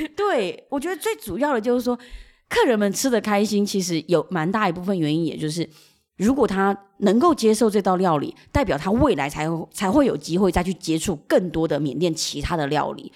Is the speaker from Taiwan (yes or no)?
yes; Huaxin Street, New Taipei, Taiwan; also born or lived in Tangyan, Shan State, Myanmar; 我在华新街长大